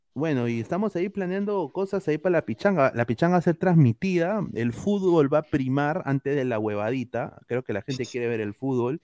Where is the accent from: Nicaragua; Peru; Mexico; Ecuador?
Peru; now in North America; como peruano